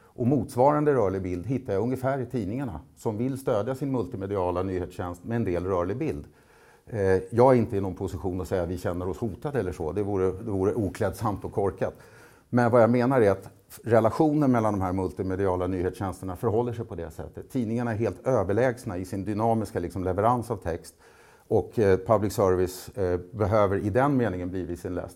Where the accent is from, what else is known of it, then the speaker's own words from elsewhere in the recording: Nynäshamn, Stockholm County, Sweden; Nynäshamn där jag är ifrån